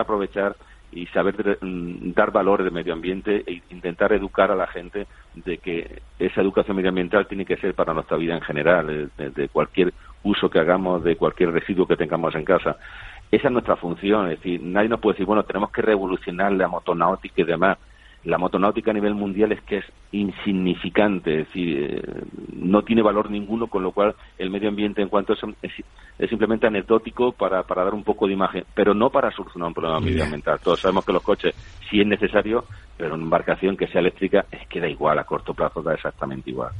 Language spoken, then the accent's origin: Spanish; San Javier, Region of Murcia, Spain; soy de San Javier, del Mar Menor, de Murcia